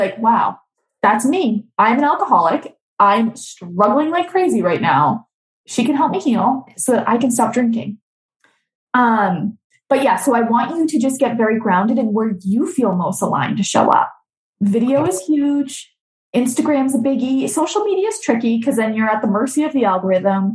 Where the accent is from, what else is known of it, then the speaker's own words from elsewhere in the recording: Boston, Massachusetts, United States; I'm from Boston, so I say a little weird.